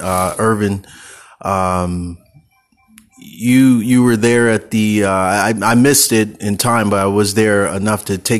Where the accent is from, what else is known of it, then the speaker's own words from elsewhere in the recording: the Bay Area, California, United States; moved away as an adult; now in Los Angeles, United States; I'm from the Bay